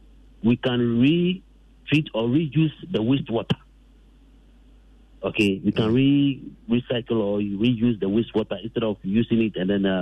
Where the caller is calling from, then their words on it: Dodowa, Greater Accra, Ghana; I'm calling from Dodoa.